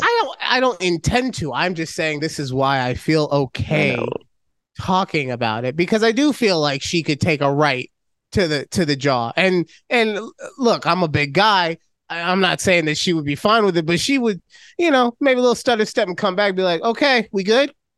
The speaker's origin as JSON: {"language": "English", "town": "Las Vegas", "region": "Nevada", "country": "United States", "tie": "born or raised there", "said": "I am from Vegas. I am a. Uh, I've been here since second grade."}